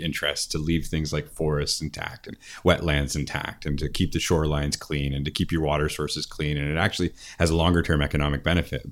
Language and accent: English; Oneida, Ontario, Canada; in Oneida, where, where I'm from.